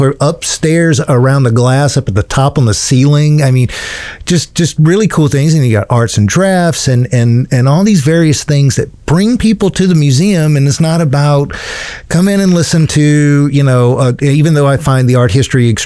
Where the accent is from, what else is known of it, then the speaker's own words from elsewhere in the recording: South Carolina, United States; growing up in South Carolina, not really knowing Columbia